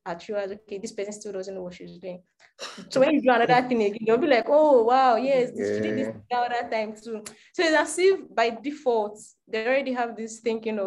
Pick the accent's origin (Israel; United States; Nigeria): Nigeria; Yorubaland; I'm Yoruba